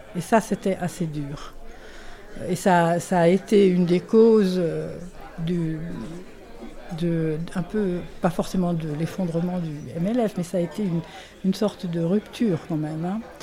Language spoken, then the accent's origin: French; France; moved away as an adult; also born or lived in England; now in Geneva, Switzerland; je suis française, je vis à Genève depuis une trentaine d'années.